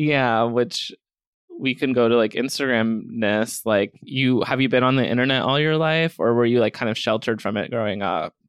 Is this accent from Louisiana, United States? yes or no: no; Scranton, Pennsylvania, United States; now in New York, United States; Scranton, Pennsylvania